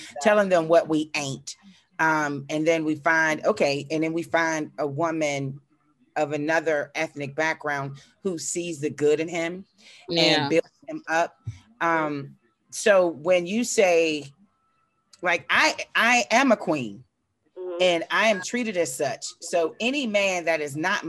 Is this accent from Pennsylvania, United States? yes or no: yes; Pittsburgh, Pennsylvania, United States; also born or lived in Baltimore, Maryland; I'm from Pittsburgh